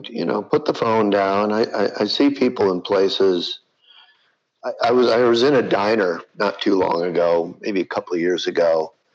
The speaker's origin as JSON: {"language": "English", "town": "Flint", "region": "Michigan", "country": "United States", "tie": "born or raised there", "moved": "yes", "said": "my hometown of Flint, Michigan"}